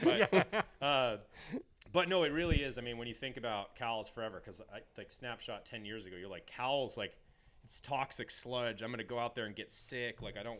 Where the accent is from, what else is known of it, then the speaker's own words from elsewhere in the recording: Washington, United States; moved away; I grew up in Washington, so.